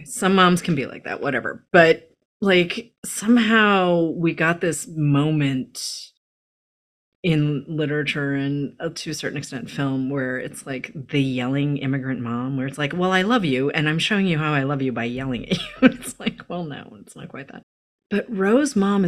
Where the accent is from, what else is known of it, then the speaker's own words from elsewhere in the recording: New England, United States; I grew up in New England